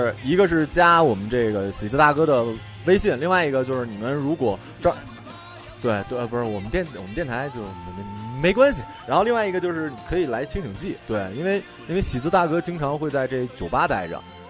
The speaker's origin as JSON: {"language": "Chinese", "region": "Northeast China", "country": "China", "said": "而且我们东北人，你就算不用他车，你就对对，你就问问"}